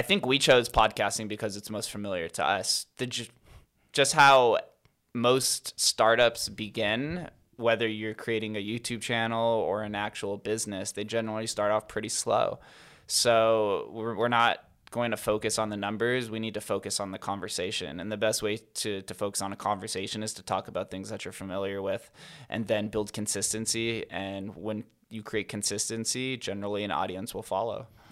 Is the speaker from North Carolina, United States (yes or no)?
no; Las Vegas, Nevada, United States; I'm from Vegas.